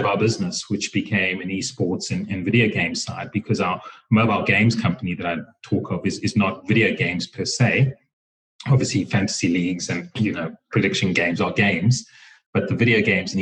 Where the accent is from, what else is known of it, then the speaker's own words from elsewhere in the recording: Harare, Zimbabwe; now in Johannesburg, South Africa; I come from Zimbabwe originally. I was born in Harare, and I grew up there